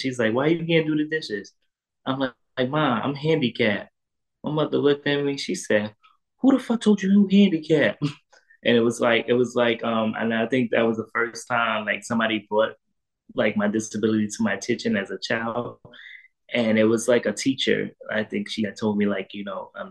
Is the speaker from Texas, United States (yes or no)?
no; New York City, New York, United States; also born or lived in Queens, New York / Brooklyn, New York; I was born and raised in Harlem, New York. I was born in Harlem Hospital